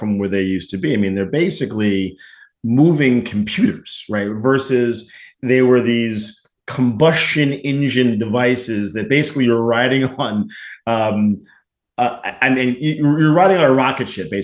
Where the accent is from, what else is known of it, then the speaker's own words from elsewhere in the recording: New Jersey, United States; I'm from Jersey